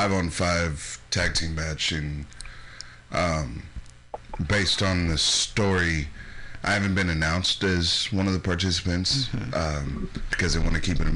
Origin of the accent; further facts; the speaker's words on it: United States; moved away; I'm from Washington.